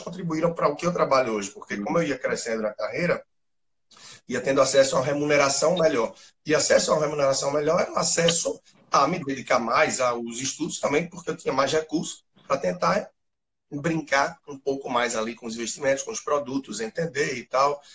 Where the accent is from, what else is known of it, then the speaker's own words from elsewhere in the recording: Recife, Pernambuco, Brazil; sou de Recife, formado em administração